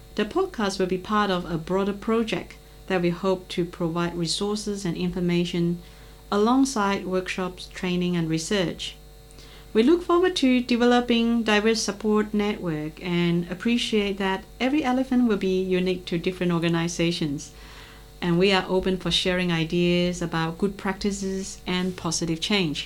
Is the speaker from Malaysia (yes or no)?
yes; Malaysia; moved away as an adult; now in Australia; as a Malaysian residing and working in Australia for nearly 20 years now